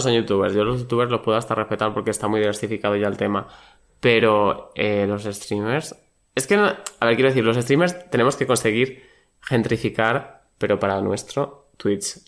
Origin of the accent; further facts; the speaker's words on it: Badajoz, Extremadura, Spain; now in Madrid, Spain; yo de Badajoz